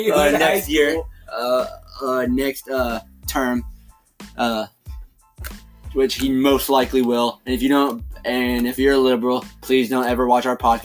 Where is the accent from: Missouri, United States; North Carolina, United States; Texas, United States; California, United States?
North Carolina, United States; Randleman; now in Thomasville, United States; we live in North Carolina. We don't live in Randleman. We're from Randleman. We live in Davidson County. We live in Thomasville, right on the edge of Lexington.